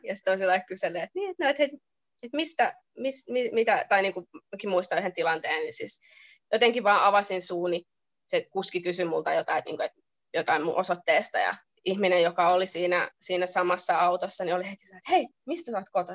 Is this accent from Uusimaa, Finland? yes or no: yes; Lohja, Uusimaa, Finland; now in Sydney, Australia; Mä oon se, että joo, että Lohja